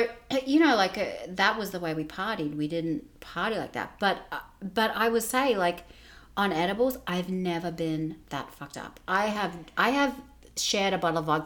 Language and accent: English; Australia; moved away as an adult; now in United States; growing up in Australia